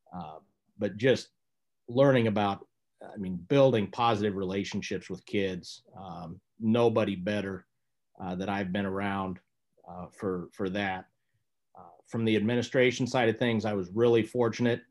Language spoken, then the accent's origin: English; Lincoln, Nebraska, United States; I grew up in Lincoln, Nebraska